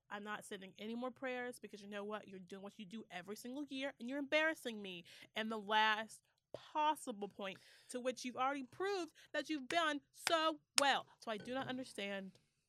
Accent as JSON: {"language": "English", "region": "the South", "country": "United States", "said": "Because, yes, we're from the South."}